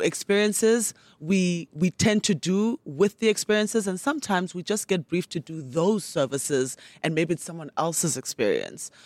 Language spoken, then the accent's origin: English; Port Elizabeth, Eastern Cape, South Africa; also born or lived in Transkei / Mthatha; now in Johannesburg, South Africa; I grew up in the Eastern Cape